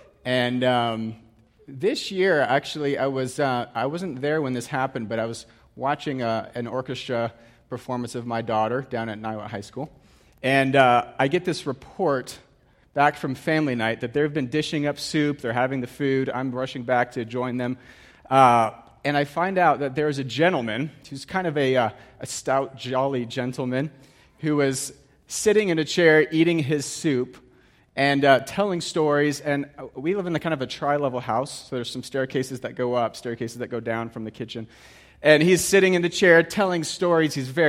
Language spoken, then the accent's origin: English; Geneva, Switzerland; I grew up in Geneva, Switzerland